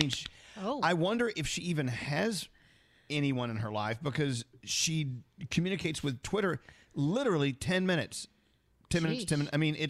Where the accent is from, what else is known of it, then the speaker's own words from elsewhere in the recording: Texas, United States; I'm from Texas